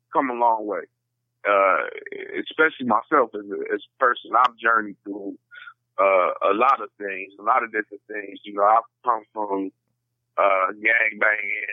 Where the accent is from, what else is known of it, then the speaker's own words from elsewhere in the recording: Chicago, Illinois, United States; also born or lived in Englewood, Chicago / Lansing, Illinois; it's kind of hard to hide that I'm from Chicago. And, you know, just like everywhere you go, people just automatically just know it just by the way, the way we talk